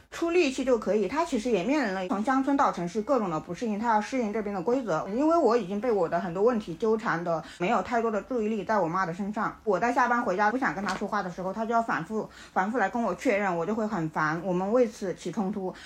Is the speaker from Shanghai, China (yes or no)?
no; Shangnan, Shaanxi, China; now in Shenzhen, China; 我们老家所在的那个陕西商南的那个地方